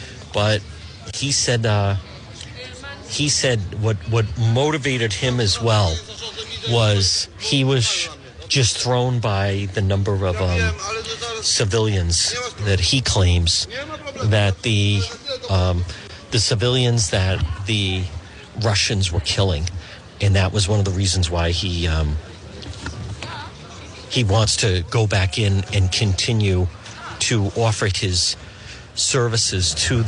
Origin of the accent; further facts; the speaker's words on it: Rhode Island, United States; We're from Rhode Island. This is a broadcast.